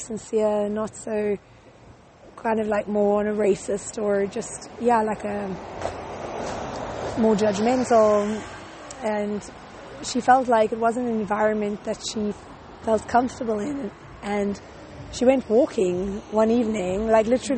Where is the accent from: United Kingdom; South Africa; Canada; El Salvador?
South Africa; moved away; we're both from South Africa